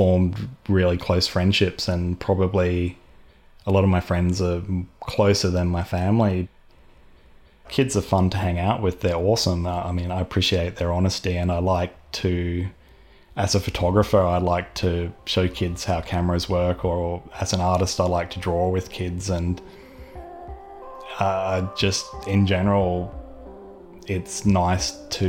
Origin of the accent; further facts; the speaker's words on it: Melbourne, Victoria, Australia; I'm from Melbourne